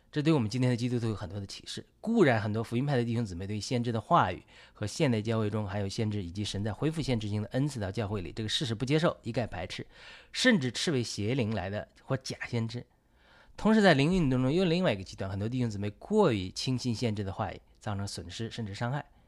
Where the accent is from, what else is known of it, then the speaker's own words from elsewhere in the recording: China; 我们中国人